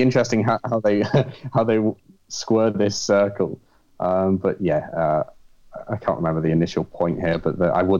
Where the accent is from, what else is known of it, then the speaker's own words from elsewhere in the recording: United Kingdom; moved away as an adult; now in United States; I'm a Brit